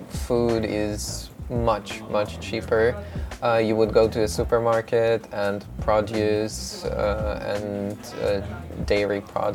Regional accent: Ukraine; also born or lived in Beijing, China; now in Osaka, Japan; I'm also from Ukraine. Before that, I lived in Ukraine and also relatively cheap.

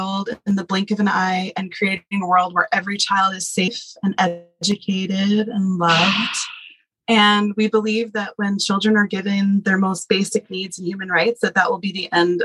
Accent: New Jersey, United States; moved away as an adult; now in Nepal; Born and bred. Yeah, I am from New Jersey. I grew up in the suburbs

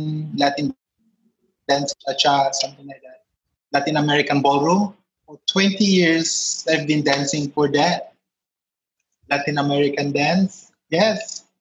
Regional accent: Philippines; moved away as an adult; now in Jakarta, Indonesia; We are here now in Jakarta, Indonesia. But basically, I'm from Philippines.

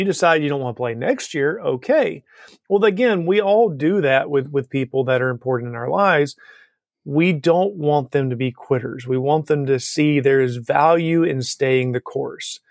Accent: Alabama, United States; Growing up in Alabama

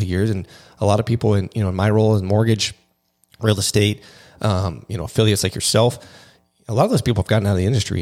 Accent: Pacific Northwest, United States; moved away as an adult; also born or lived in Seattle; now in California, United States; I'm actually from the Pacific Northwest originally. So I lived there most of my life.

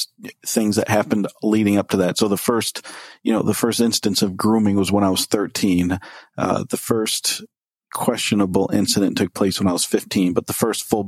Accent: Ann Arbor, Michigan, United States; I grew up on the west side of Ann Arbor, Michigan, on a small semi-working farm

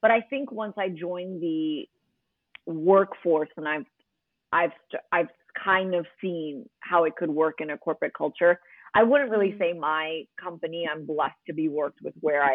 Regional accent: New York City, New York, United States; accent: American; moved away as an adult; now in Dubai, United Arab Emirates; I grew up in Queens

